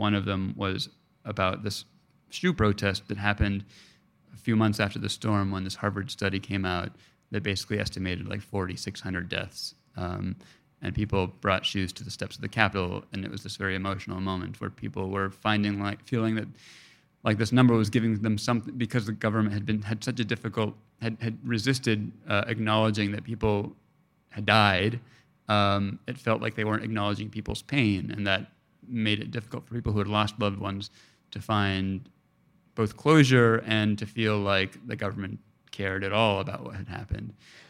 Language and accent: English; Mexico; I tell them I'm Mexican. They're like, all right, you're Mexican. You know, in Mexico, my accent is not recognized as being fully from there, you know?